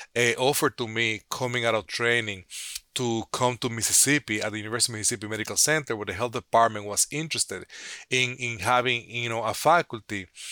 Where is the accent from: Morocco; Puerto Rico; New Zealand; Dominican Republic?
Dominican Republic; moved away as an adult; also born or lived in Santo Domingo, Dominican Republic / Chicago, United States / New Orleans, United States; now in United States; I grew up in Dominican Republic